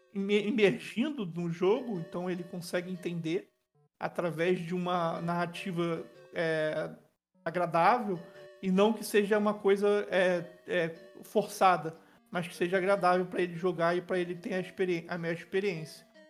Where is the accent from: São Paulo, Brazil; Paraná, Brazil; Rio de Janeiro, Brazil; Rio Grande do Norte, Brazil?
Rio de Janeiro, Brazil; Niterói; Niterói é minha cidade, né, minha cidade natal, que eu vivo até hoje